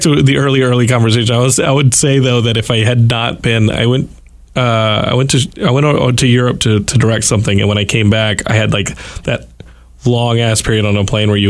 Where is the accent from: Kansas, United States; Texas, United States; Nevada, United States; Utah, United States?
Texas, United States; also born or lived in Northeast; Yeah, I remember as a Texan and then going off to college for years in the Northeast, I was like, I ain't going back there.